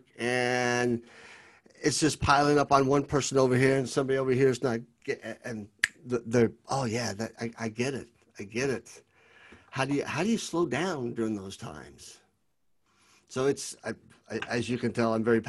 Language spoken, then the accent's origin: English; Lexington, Kentucky, United States; I was born and raised in Lexington, Kentucky, and there's a little bit of friendliness being a Southerner.